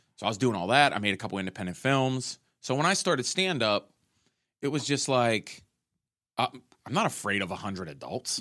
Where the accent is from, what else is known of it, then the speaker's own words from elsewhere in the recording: Pittsburgh, Pennsylvania, United States; we're both from Pittsburgh